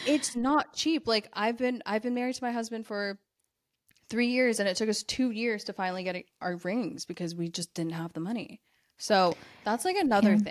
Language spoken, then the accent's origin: English; United States; I'm American.